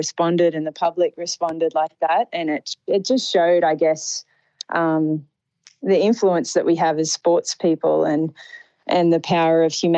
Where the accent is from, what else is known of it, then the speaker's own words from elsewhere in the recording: Sydney, New South Wales, Australia; I'm from Sydney